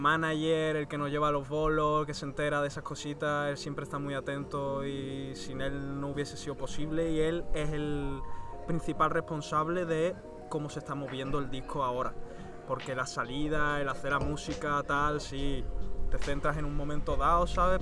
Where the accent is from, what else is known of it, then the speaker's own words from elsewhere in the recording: Seville, Andalusia, Spain; also born or lived in northern Italy (born); yo soy sevillano de haberme criado allí en Triana